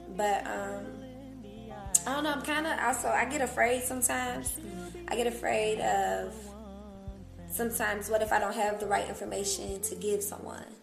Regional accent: Cincinnati, Ohio, United States; moved away as an adult; now in Atlanta, United States; I'm from Cincinnati, Ohio, born and raised, been there damn near my whole life

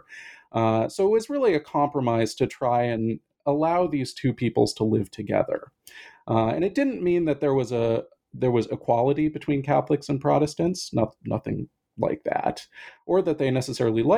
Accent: Pacific Northwest, United States; now in Boston, United States; I'm originally from the Pacific Northwest

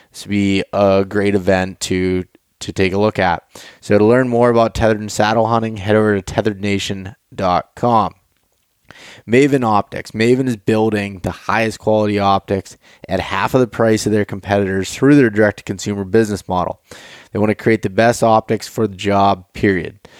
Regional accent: Pennsylvania, United States; so we're both from Pennsylvania

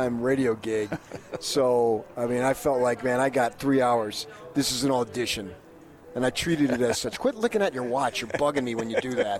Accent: Northeast, United States; moved away; I was born in the Northeast

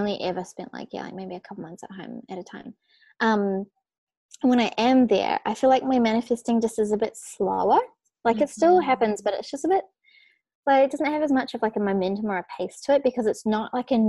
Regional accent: New Zealand; moved away as an adult; also born or lived in Australia; I was born in New Zealand, but I like now I literally only am in New Zealand for Christmas time with my family.

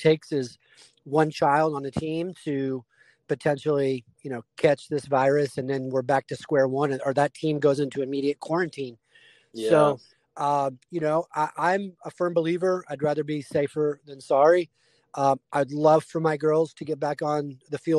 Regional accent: Dallas, Texas, United States; also born or lived in Illinois; I grew up in Dallas. I was born in Illinois, moved to Texas when I was 3

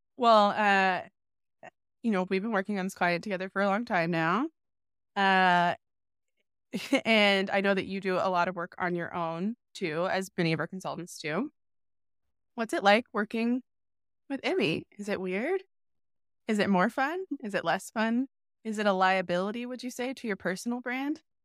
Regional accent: Charlotte, North Carolina, United States; moved away as an adult; also born or lived in Raleigh; now in New York, United States; I was born and raised in Charlotte

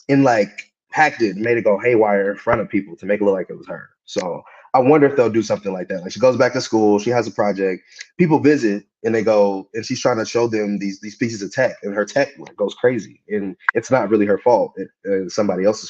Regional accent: Kansas City, United States; I'm from Kansas City.

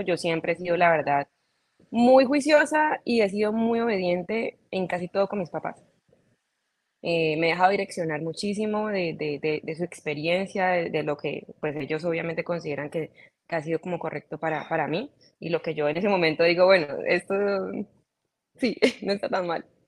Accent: Cali, Valle del Cauca, Colombia; yo soy colombiana, soy caleña, mis papás también son caleños. Eh, así que nací, crecí, mejor dicho, eh, me desarrollé todo eh, en Cali, toda mi vida

